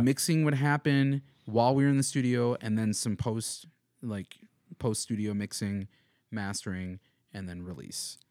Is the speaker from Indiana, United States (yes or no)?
no; Madison, Wisconsin, United States; now in Missoula, United States; I'm from Madison, Wisconsin